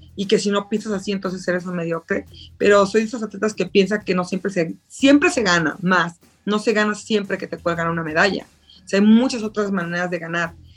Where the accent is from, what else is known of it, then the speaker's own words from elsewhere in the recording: Mexico; Soy la primera mexicana en participar, mexicano-mexicano